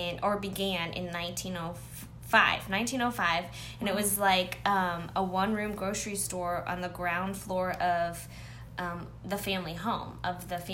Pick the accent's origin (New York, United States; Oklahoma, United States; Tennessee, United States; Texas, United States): Texas, United States; San Antonio; moved away; we're both from San Antonio.